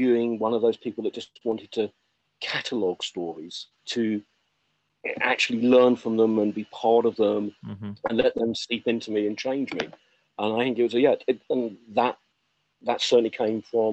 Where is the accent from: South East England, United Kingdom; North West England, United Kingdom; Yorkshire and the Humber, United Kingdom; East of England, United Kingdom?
East of England, United Kingdom; Essex; also born or lived in Cornwall; where I grew up in Essex, of the little town I was